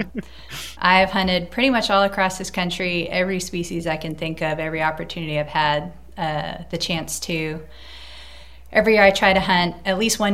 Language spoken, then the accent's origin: English; Cape Cod, Massachusetts, United States; moved away as an adult; also born or lived in New York City / Colorado; now in Massachusetts, United States; I'm originally from New England, from Cape Cod, and I grew up fishing, clamming, camping